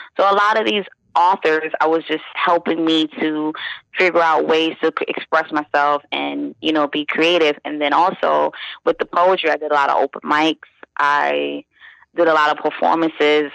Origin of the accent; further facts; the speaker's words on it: New York City, New York, United States; moved away as an adult; now in Virginia Beach, United States; I'm from Brooklyn, born and raised in Brooklyn, East New York, Brooklyn to be exact